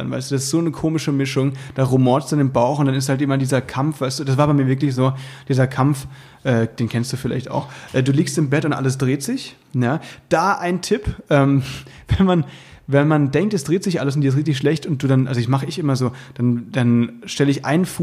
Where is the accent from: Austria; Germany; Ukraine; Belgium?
Germany; Berlin; Und das ist natürlich meine Heimat.